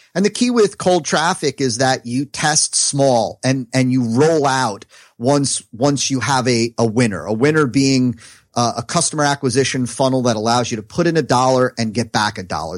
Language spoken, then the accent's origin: English; New Jersey, United States; now in South Florida, United States; I'm from New Jersey